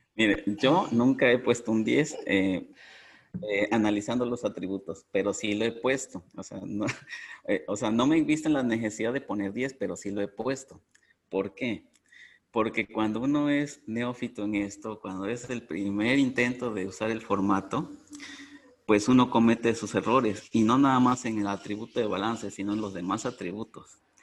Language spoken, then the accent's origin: Spanish; Mexico; soy de México